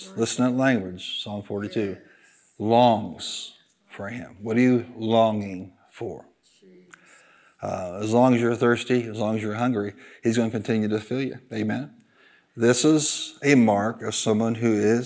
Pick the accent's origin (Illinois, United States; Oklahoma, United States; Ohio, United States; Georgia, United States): Illinois, United States; I'm from Illinois